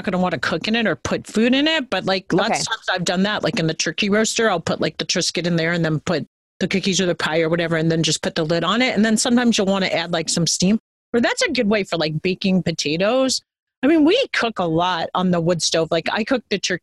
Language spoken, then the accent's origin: English; New York, United States; moved away; I grew up in New York